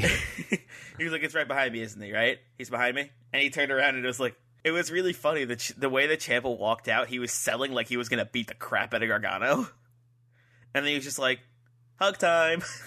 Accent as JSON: {"language": "English", "region": "New Jersey", "country": "United States"}